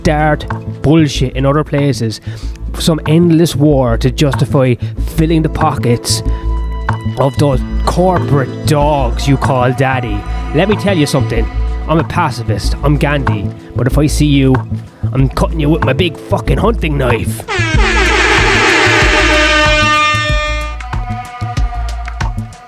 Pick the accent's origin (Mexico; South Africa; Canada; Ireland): Ireland; As an Irishman